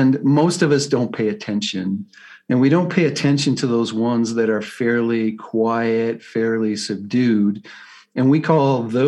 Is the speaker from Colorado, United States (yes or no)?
yes; Colorado, United States; I'm from Colorado, USA